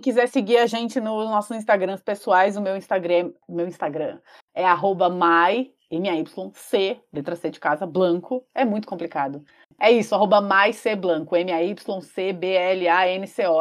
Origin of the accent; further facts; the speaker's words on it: São Paulo, Brazil; a gente é de São Paulo, é, Zona Sul.